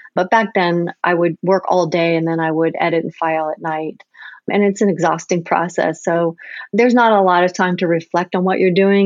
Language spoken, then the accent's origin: English; United States; being an American photojournalist